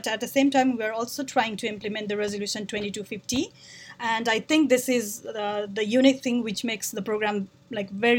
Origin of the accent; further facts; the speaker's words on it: Nepal; moved away; I'm originally from Nepal